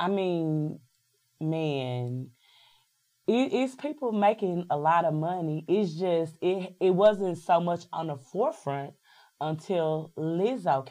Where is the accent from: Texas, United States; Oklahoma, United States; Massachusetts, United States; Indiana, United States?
Texas, United States; Dallas; moved away as an adult; also born or lived in New York / Atlanta / Missouri; I'm born and bred in Dallas, Texas, but I've lived in New York, I've lived in Atlanta, and I've lived in Missouri